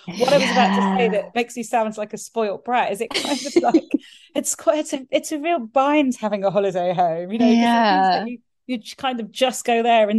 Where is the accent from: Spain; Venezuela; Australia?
Spain; But I grew up in Spain and moved there when we were seven. We went down on the coach.